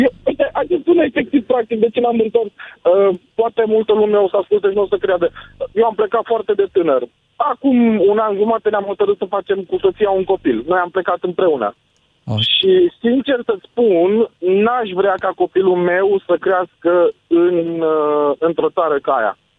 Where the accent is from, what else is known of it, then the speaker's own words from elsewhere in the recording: Romania; moved away as an adult; also born or lived in United Kingdom; noi suntem români și te, te atrage ceva către pământul ăsta